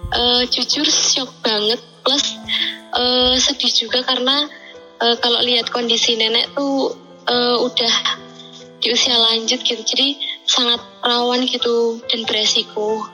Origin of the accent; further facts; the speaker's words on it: Yogyakarta, Special Region of Yogyakarta, Indonesia; saya berasal dari Yogyakarta